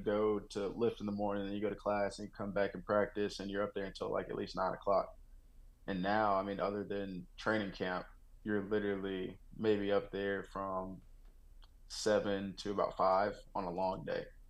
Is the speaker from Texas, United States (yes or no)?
yes; Texas, United States; also born or lived in Oklahoma; now in Denver, United States; I grew up in Texas. moved to Oklahoma